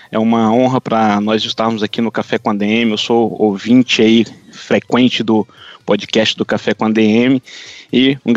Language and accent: Portuguese; São João dos Patos, Maranhão, Brazil; also born or lived in São Luís / Brasília; now in Orlando, United States; eu sou natural do interior do Maranhão, uma cidade chamada São João dos Patos, uma cidade bem pequenininha no interior do Maranhão